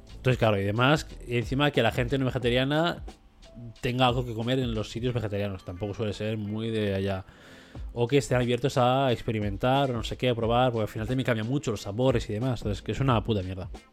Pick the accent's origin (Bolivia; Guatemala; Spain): Spain; 7 eh, millones que somos de españoles